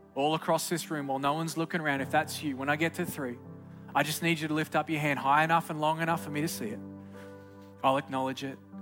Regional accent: Australia; moved away; Growing up in Australia, the great south land of the Holy Spirit, I just grew up as a good old pagan kid

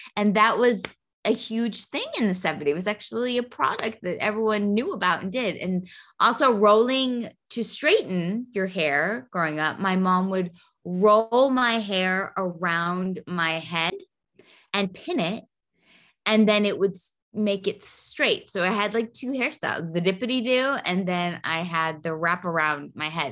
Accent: Puerto Rico; growing up in Puerto Rico

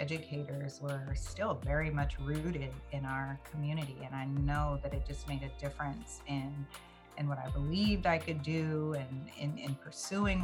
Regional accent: West Palm Beach, Florida, United States; I grew up in West Palm Beach, Florida

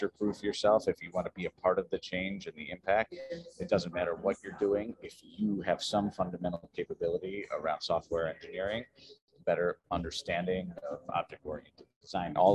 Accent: Columbus, Ohio, United States; I'm from the Midwest, from the middle of the country, Columbus.

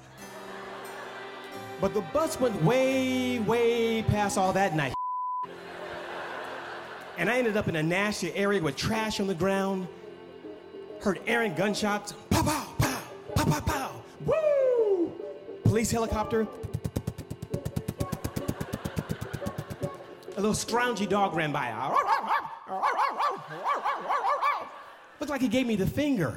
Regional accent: Oakland, California, United States; I grew up on East 14th in Oakland, California.

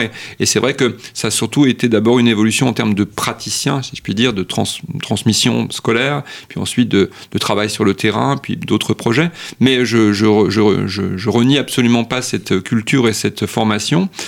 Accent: France; chez nous en France

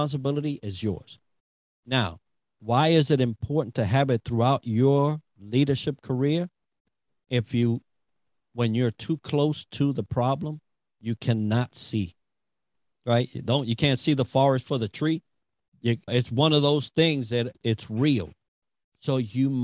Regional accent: New York City, New York, United States; We're from the Bronx

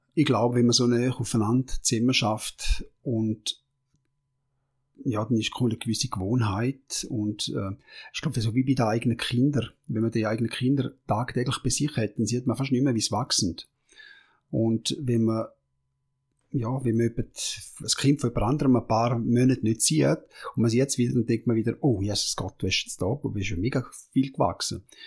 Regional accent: Switzerland; als Schweizer

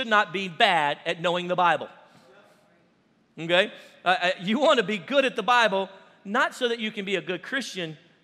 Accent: Cajun, Louisiana, United States; we're Cajun

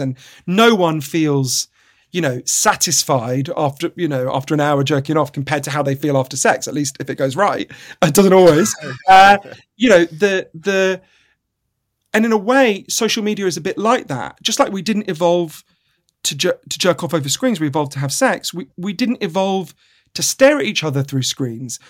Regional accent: United Kingdom; I'm a British journalist

